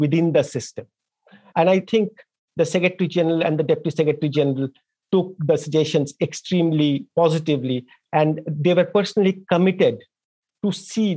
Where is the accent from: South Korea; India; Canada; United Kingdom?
India; Darjeeling, West Bengal; moved away as an adult; I grew up in a small town in India, in the eastern part of India, in a district called Darjeeling that makes tea